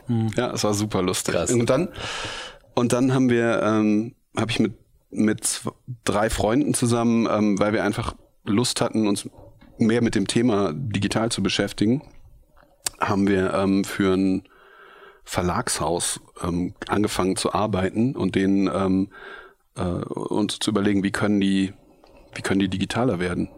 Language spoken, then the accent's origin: German; Bergisch Gladbach, North Rhine-Westphalia, Germany; also born or lived in Cologne; Ich bin geboren in Köln ähm, und aufgewachsen in Bergisch Gladbach, so ein kleiner Ort neben Köln